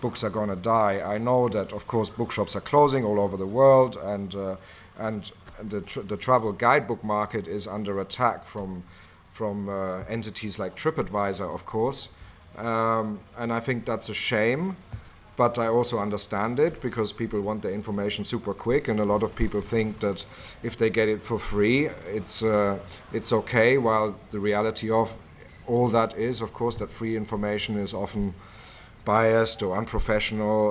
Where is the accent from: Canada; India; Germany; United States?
Germany; moved away as an adult; also born or lived in Oxford, United Kingdom / London, United Kingdom; now in Thailand; I was born in Germany and lived there the, uh, first eighteen years of my life